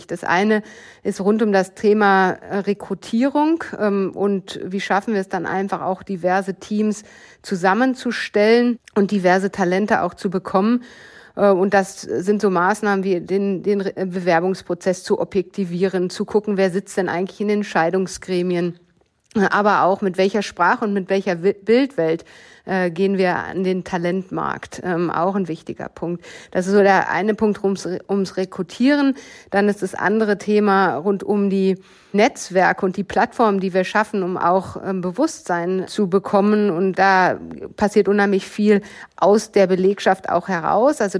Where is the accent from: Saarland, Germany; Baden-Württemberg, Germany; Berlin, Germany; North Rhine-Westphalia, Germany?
North Rhine-Westphalia, Germany; Bochum; ich bin groß geworden im Ruhrgebiet äh, in Bochum und damit in einem Umfeld, was ähm, aus meiner Erinnerung sehr gemischt war.